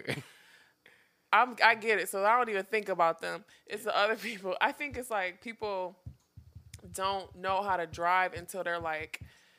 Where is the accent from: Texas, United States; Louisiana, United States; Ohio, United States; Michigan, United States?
Michigan, United States; Detroit; moved away as an adult; now in New York, United States; I'm from Detroit, man. Motor City.